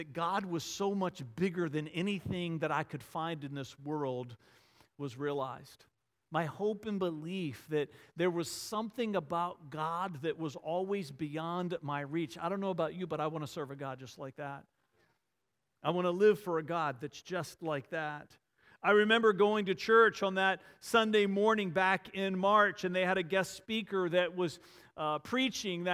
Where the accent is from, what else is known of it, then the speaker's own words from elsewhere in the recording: Varina, Virginia, United States; a little country Episcopal church in the small town Verina where I grew up just outside of Richmond